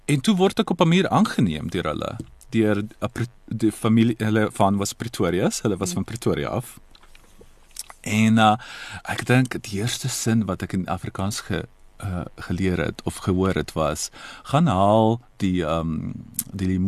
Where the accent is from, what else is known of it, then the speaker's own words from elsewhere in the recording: Italy; first language Croatian; Afrikaans is a second language; also born or lived in Croatia; now in Toronto, Canada; ek ek ek is daar gebore. So my moedertaal is um Kroasies, maar ongelukkig het ons in die vroeë 90's jare um burgerskap uh, burgeroorlog gehad en ek en my familie on, ons moes die land verlaat